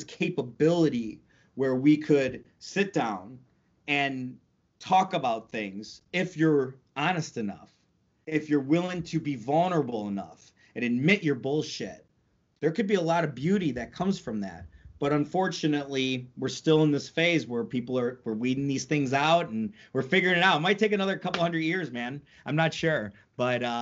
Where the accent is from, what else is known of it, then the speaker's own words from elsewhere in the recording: North Tonawanda, New York, United States; also born or lived in England; I'm from North Tonawanda, New York, Niagara Falls, actually, just like outside of, on the American side, of course